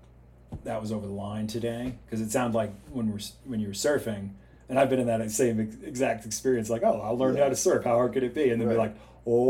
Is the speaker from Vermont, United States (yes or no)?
yes; Vermont, United States; moved away; also born or lived in Chamonix; when I was a kid growing up in Vermont